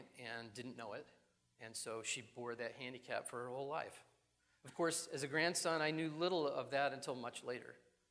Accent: Buffalo, New York, United States; I grew up in New York, not the city, but in upstate Buffalo

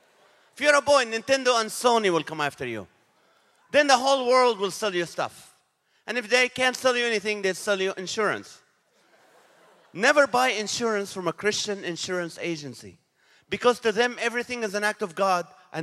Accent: Nazareth, Northern District, Israel; now in United States; I was born in the city of Nazareth in Israel.

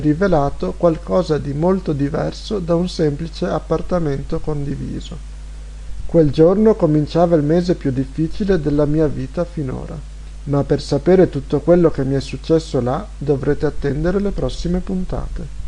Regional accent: Italy; moved away; che vengo dall'Italia

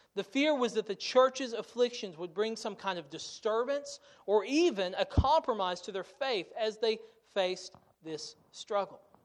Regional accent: United States; as American Christians

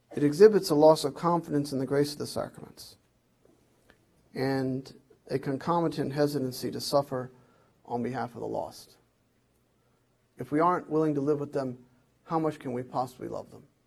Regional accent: Bethlehem, Pennsylvania, United States; where I grew up in South Bethlehem

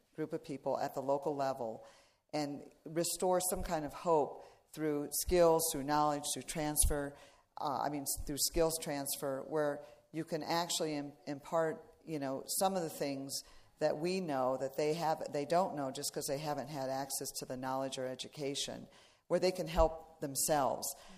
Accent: Iowa, United States; I was raised in Iowa

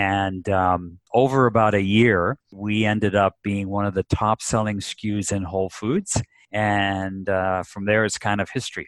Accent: Japan; My mother was born out there. I grew up in Japan.

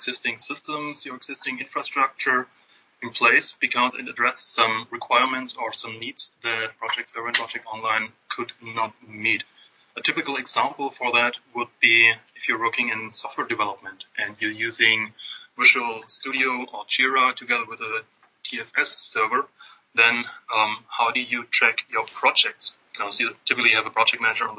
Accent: Stuttgart, Baden-Württemberg, Germany; moved away as an adult; now in Atlanta, United States; originally I'm from Germany. My roots are in the beautiful south of Germany in Stuttgart, where the nice cars are built. I grew up there

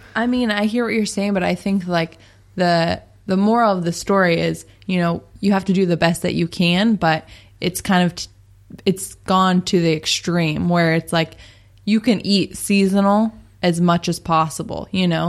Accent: Seattle, Washington, United States; moved away; we're from Seattle, Washington

